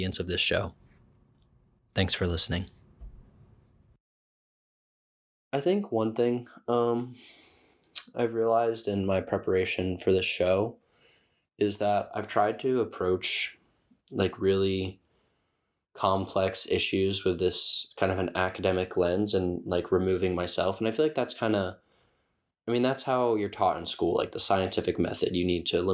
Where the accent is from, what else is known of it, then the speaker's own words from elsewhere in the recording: Muncie, Indiana, United States; moved away as an adult; also born or lived in Cincinnati, Ohio; now in Portland, United States; I grew up in Muncie, Indiana, and studied architecture at the University of Cincinnati. I'm now living in Portland, Oregon